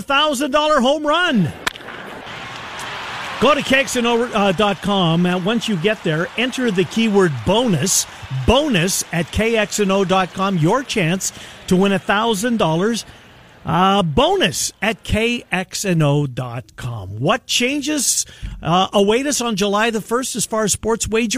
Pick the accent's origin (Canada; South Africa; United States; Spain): Canada; moved away; I'm from Canada